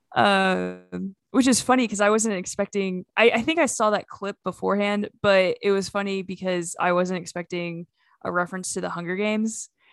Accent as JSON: {"language": "English", "country": "United States", "said": "we're just from Oklahoma and Arkansas"}